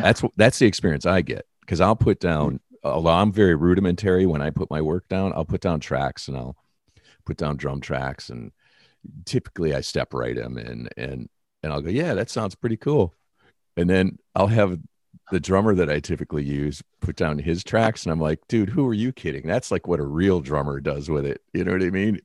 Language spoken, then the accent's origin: English; Detroit, Michigan, United States; moved away; being a kid growing up in Detroit